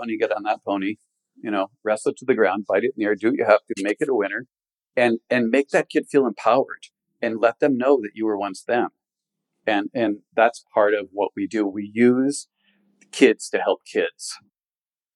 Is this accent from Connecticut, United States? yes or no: yes; Connecticut, United States; moved away as an adult; I was raised in Connecticut from a large family